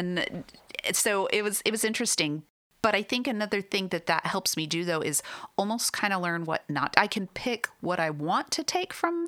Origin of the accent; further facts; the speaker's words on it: Arizona, United States; From Arizona. Sunshine.